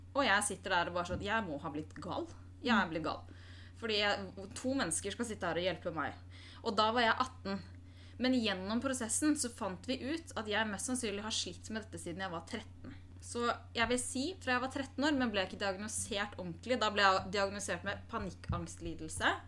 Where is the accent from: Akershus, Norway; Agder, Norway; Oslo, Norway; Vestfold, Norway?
Oslo, Norway; Født og oppvokst i Oslo, og bor der også i dag